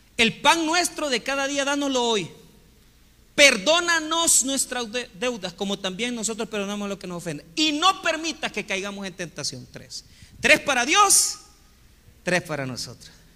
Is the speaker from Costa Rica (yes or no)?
no; Santa Tecla, La Libertad, El Salvador; Yo me crié en la iglesia católica y estudié en el colegio Champañat en Santa Tecla.